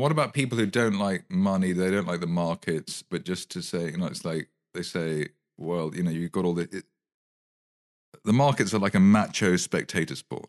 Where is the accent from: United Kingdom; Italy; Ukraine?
United Kingdom; I'm very British.